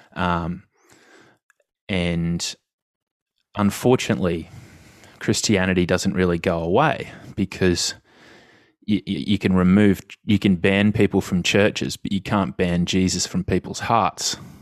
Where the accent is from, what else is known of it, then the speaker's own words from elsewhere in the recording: Australia; as an Australian